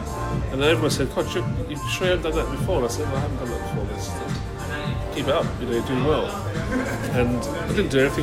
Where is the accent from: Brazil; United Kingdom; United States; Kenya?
United Kingdom; England; moved away as an adult; also born or lived in London; now in Melbourne, Australia; being English